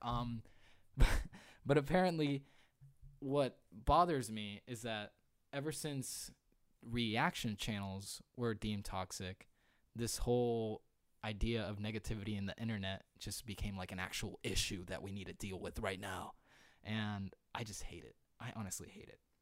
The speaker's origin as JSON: {"language": "English", "country": "Puerto Rico", "tie": "born or raised there", "moved": "yes", "said": "I remember being in Puerto Rico. I'm a Puerto Rican"}